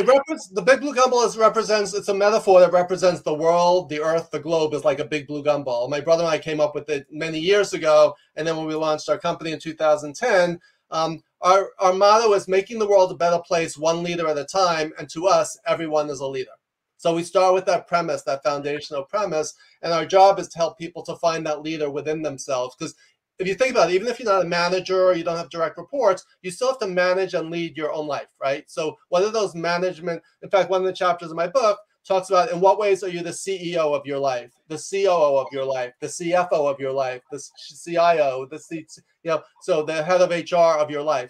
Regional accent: New York, United States; I'm a New Yorker

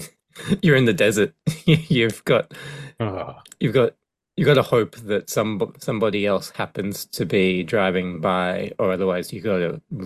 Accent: Australia; You know, people don't believe that I'm Australian. I think my accent's a little too international.

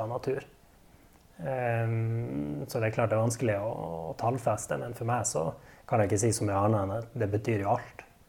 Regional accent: Narvik, Nordland, Norway; jeg er en ekte narvikværing. Født og oppvokst i Narvik og elsker byen jeg bor

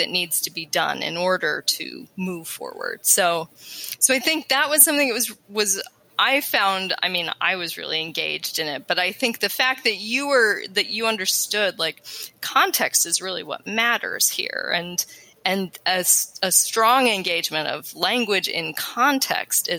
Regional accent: Colorado, United States; accent: American Western; moved away; also born or lived in East Coast; I grew up in Colorado, so I have the American Western

